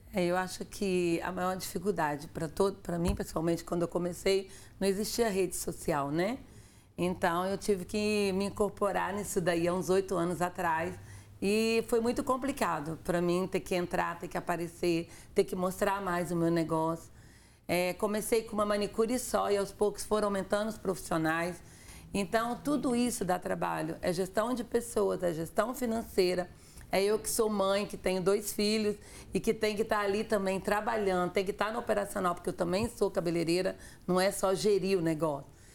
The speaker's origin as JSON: {"language": "Portuguese", "town": "Afonso Cláudio", "region": "Espírito Santo", "country": "Brazil", "tie": "born or raised there", "moved": "yes", "said": "eu sou de Afonso Cláudio, sou do interior"}